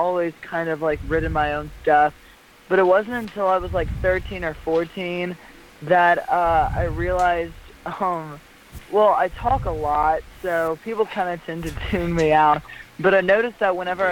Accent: Lafayette, Louisiana, United States; I come from Lafayette, Louisiana

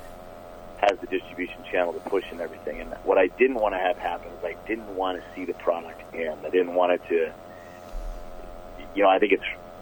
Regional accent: Twig, Minnesota, United States; a kid growing up in Twig, Minnesota

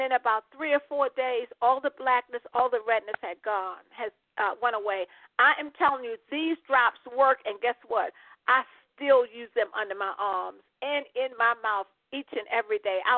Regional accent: Maryland, United States; now in Panama; I am from Maryland, but I presently live in Panama, Central America, where the weather is warm all the time.

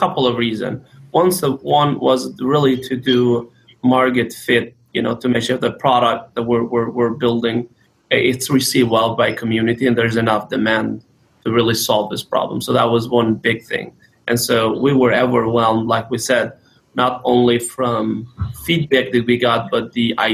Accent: Kosovo; now in United States; I'm originally from Southeastern Europe, from Kosovo, came here in the United States as a refugee during the war in Kosovo

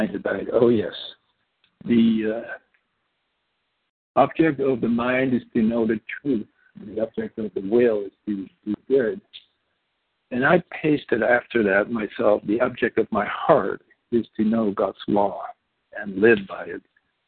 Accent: Netherlands; first language Dutch; English is a second language; moved away as an adult; also born or lived in Indonesia; now in Washington, United States; I grew up in Indonesia the first 7 years. I'm Dutch. Came to the Netherlands when I was 7. Came to the States when I was 24.

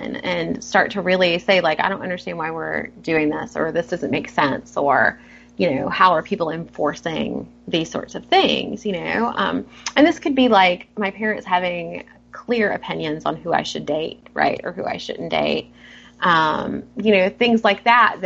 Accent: the South, United States; I grew up in the South

